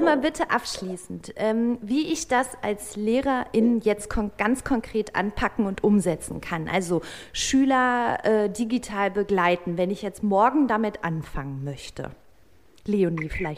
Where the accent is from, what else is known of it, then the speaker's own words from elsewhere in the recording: North Rhine-Westphalia, Germany; moved away; in meine Heimat nach NRW